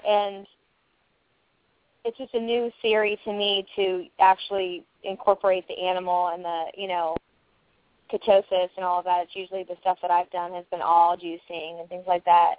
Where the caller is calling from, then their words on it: Tampa, Florida, United States; from Tampa.